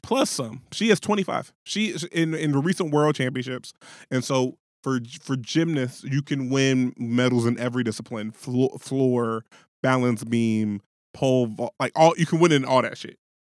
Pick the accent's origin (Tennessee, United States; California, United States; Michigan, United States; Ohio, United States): Ohio, United States; Middletown; I'm from Middletown, Ohio